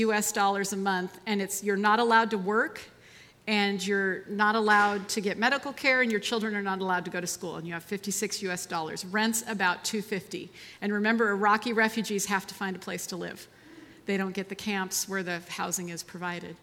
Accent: United States; I was born in America

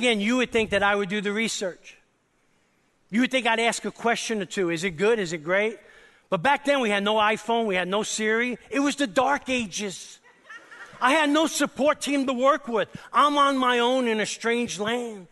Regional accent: New York City, New York, United States; accent: New York; moved away; I grew up in East Harlem, New York City, with a crazy Italian family

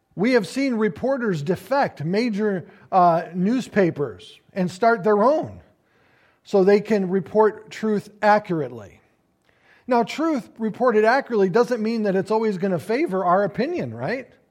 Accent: United States; we as the American people

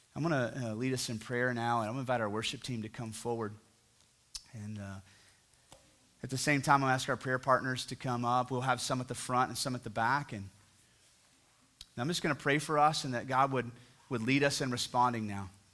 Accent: near Fort Worth, Texas, United States; now in Fort Worth, United States; I'm close to my hometown where I grew up

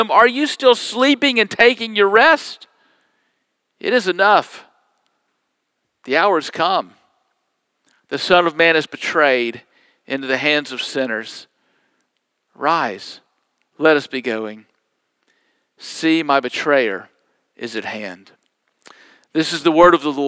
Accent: United States; as an American

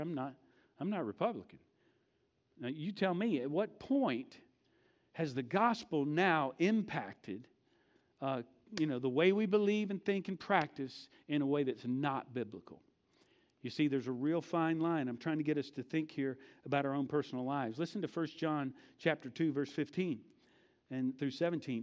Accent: United States; we are, most of us, not all of us, are American, born and raised Americans, and we are American Christians

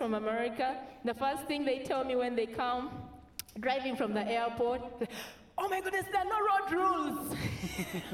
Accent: Uganda; I come from Uganda

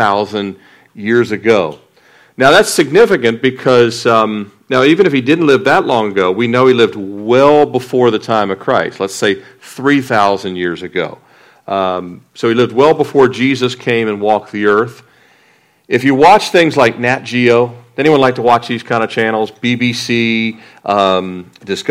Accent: Annapolis, Maryland, United States; moved away; also born or lived in Fort Lauderdale; I grew up in Annapolis

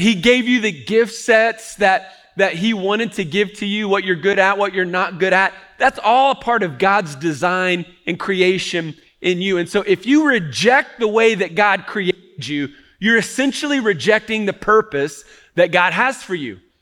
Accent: Cincinnati, Ohio, United States; I grew up in Cincinnati, Ohio

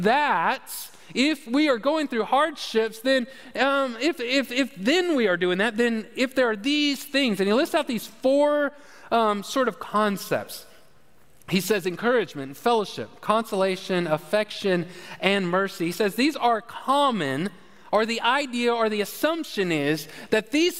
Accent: United States; I'm from America

